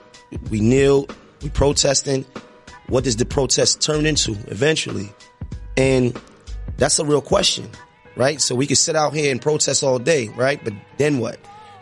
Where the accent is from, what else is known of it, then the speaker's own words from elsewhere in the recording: New York City, New York, United States; I come from Notion Avenue.